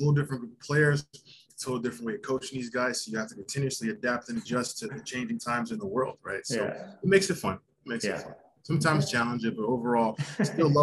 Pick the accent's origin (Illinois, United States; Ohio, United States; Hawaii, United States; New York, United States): New York, United States; Long Island; moved away as an adult; now in Canada; I'm originally from Long Island, New York. I've been in Canada now 15 years